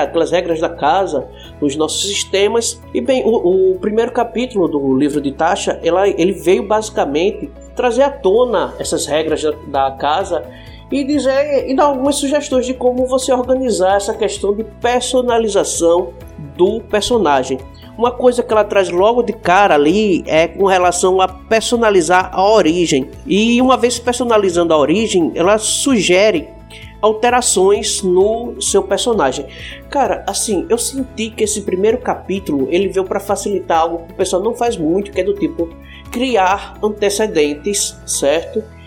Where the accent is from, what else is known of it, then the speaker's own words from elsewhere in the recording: Northeast Region, Brazil; eu sou nordestino